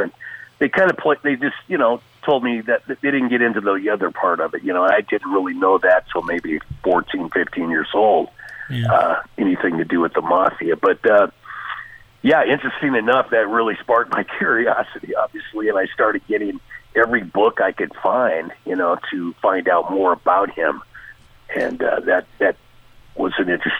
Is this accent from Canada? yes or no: no; Tacoma, Washington, United States; Well, for me, I grew up in Tacoma, Washington. I'm a 70s kid. 1957, I was born up there.